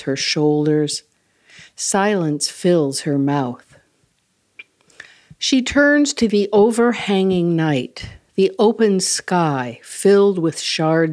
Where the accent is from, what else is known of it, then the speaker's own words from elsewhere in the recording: Midwest, United States; also born or lived in Wisconsin; many of my winters spent growing up in the Midwest